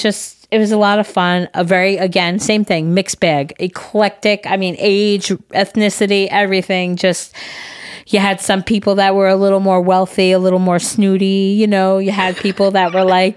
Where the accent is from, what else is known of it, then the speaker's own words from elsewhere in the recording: New York, United States; also born or lived in Kansas; I born and raised in New York, except for the 6 months that I lived in Kansas